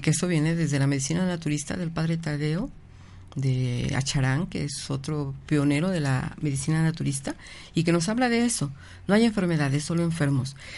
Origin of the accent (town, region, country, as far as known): Mexico